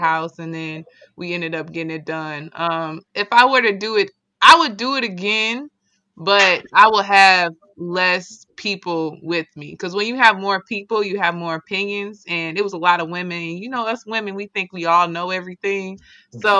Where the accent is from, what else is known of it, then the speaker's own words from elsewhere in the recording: St. Louis, Missouri, United States; moved away as an adult; now in Washington, D.C., United States; I moved beginning of August from my hometown, St. Louis